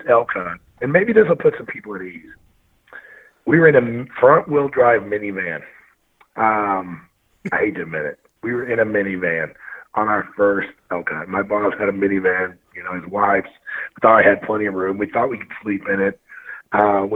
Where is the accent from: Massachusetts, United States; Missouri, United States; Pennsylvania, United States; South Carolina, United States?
Missouri, United States; moved away as an adult; now in Montana, United States; I'm born and raised from Missouri.